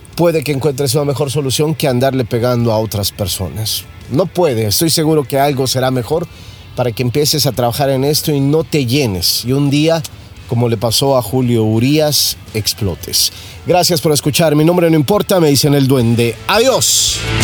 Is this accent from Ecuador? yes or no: no; Mexico; now in United States; como mexicano